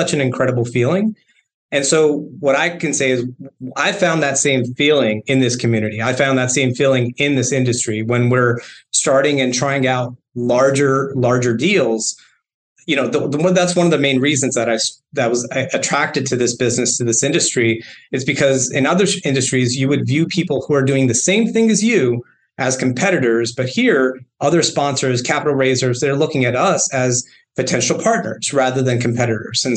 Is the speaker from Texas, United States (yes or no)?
yes; San Antonio, Texas, United States; we're from San Antonio